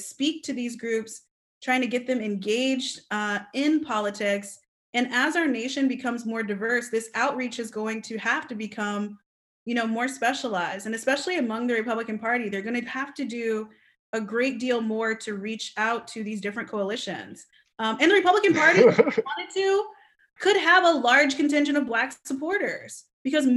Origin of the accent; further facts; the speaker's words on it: Alpharetta, Georgia, United States; the area I grew up in, Alpharetta